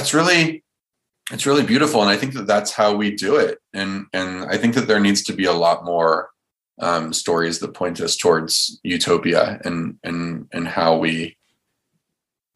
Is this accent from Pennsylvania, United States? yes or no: no; Silicon Valley, California, United States; Growing up in Silicon Valley